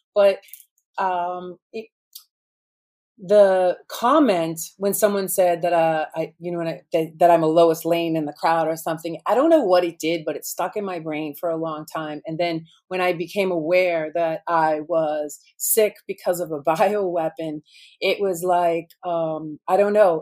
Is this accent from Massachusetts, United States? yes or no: yes; Boston, Massachusetts, United States; I grew up in Boston. You'd say I'm a Boston girl with attitude